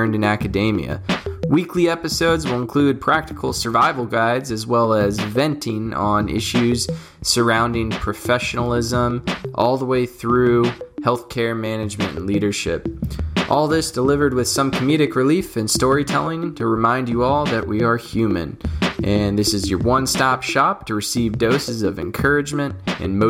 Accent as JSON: {"language": "English", "region": "Texas", "country": "United States", "tie": "born or raised there", "also_born_or_lived": "Tennessee", "moved": "yes", "said": "I was born and raised in Texas and then Tennessee."}